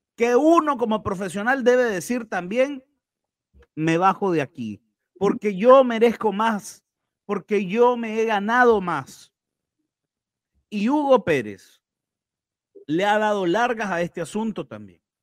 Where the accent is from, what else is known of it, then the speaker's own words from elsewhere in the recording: Nicaragua; si soy o no soy nicaragüense.